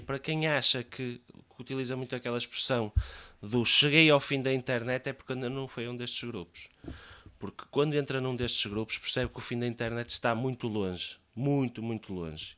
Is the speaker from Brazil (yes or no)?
no; Leça da Palmeira, Porto District, Portugal; a minha, a minha terra